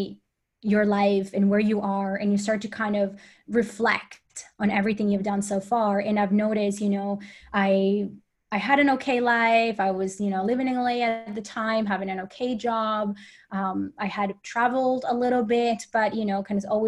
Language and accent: English; Colombia; English is a second language; moved away; also born or lived in United States / Sweden; I am from Colombia, so I had to move out of Colombia, and then I had to get to the States and learn the language